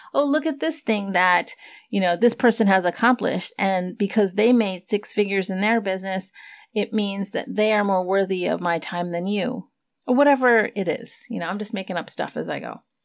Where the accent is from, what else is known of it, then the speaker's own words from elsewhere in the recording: United States; for those of us who have immigrant parents and were born here, born and raised in the States